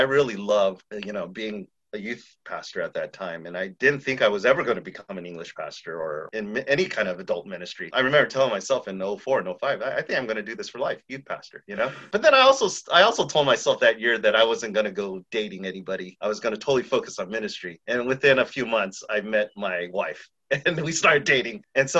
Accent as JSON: {"language": "English", "town": "San Diego", "region": "California", "country": "United States", "tie": "born or raised there", "moved": "as an adult", "lives_now": "San Francisco, United States", "said": "growing up in San Diego, the Chinese community there is not super huge. And there's no Chinatown."}